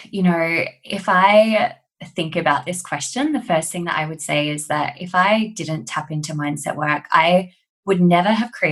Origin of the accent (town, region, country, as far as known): Australia; accent: Australian; also born or lived in London